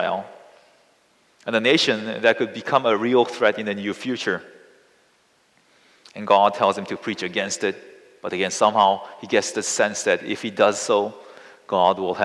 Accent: South Korea; I come from South Korea, which is located right next to North Korea.

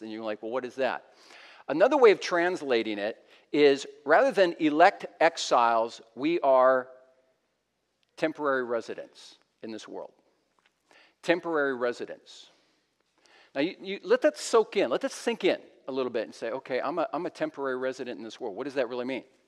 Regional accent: United States; moved away as an adult; now in British Columbia, Canada; We're American citizens serving in Canada.

